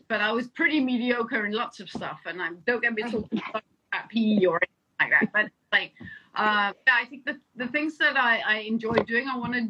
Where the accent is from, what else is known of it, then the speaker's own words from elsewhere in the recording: England, United Kingdom; also born or lived in Denmark; I think what I grew up in England and I grew up in Denmark.